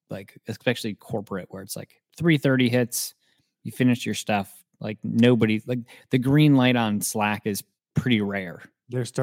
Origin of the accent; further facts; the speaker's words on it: Maple Grove, Minnesota, United States; No, I'm from Maple Grove.